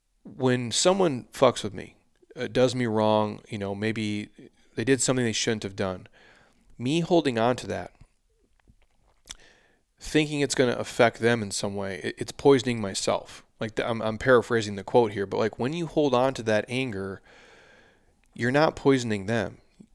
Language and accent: English; United States; born there; but I was born here in the United States